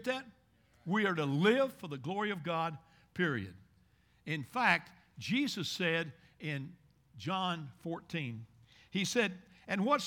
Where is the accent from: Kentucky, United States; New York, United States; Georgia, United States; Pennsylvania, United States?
Kentucky, United States; Bowling Green; I'm from Bowling Green, Kentucky.